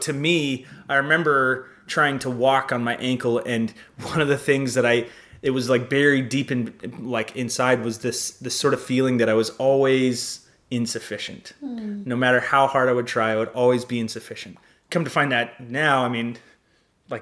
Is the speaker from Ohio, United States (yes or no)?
no; Arizona, United States; moved away as an adult; also born or lived in Phoenix; now in Los Angeles, United States; I was raised in Arizona